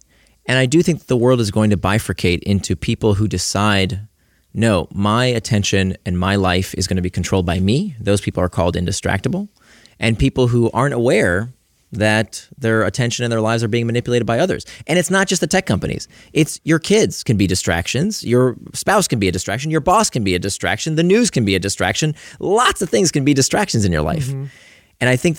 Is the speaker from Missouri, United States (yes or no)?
no; Florida, United States; Like, I grew up in Central Florida, very conservative part of the country.